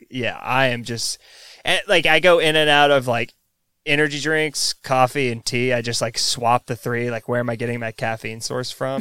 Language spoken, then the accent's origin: English; the South, United States; I grew up in the South